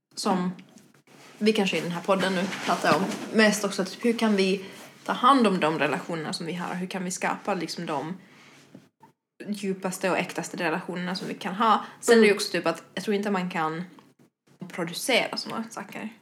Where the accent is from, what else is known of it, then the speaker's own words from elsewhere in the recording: Espoo, Uusimaa, Finland; moved away as an adult; now in Stockholm, Sweden; bodde jag i Finland, i Esbo ja. ungefär Helsingfors-trakterna